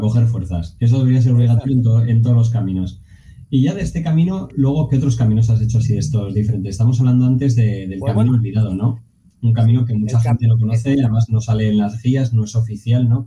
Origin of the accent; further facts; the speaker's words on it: Pamplona, Navarre, Spain; soy de Pamplona